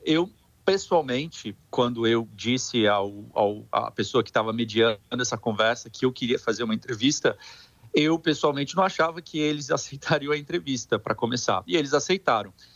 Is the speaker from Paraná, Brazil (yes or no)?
no; São Paulo, Brazil; moved away; Eu sou de, eu, sou de São, eu sou de São Paulo